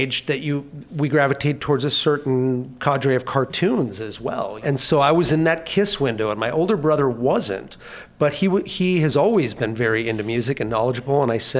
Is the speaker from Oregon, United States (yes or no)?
no; Minnesota, United States; also born or lived in California; I moved to Minnesota in 1976 from California, so I grew up on a diet